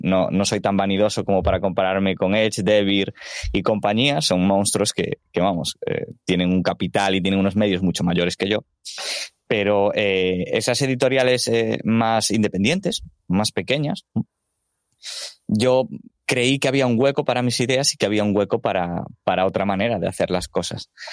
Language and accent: Spanish; Galicia, Spain; yo soy gallego, entonces pues el portugués algo voy entendiendo